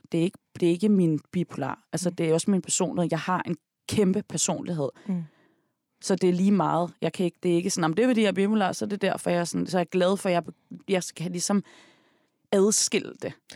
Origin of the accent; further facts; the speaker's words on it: Denmark; Jeg er, jeg født opvokset i Danmark. Mm. Jeg er opvokset i Rygparken og i Tænkbjerg